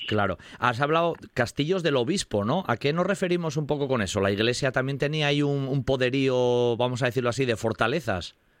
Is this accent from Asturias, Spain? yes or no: yes; Riosa, Asturias, Spain; yo soy de Ríos